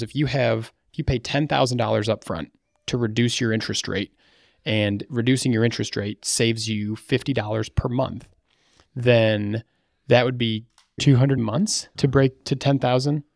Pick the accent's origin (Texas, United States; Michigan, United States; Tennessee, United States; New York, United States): Michigan, United States; Battle Creek; I'm from Battle Creek, Michigan.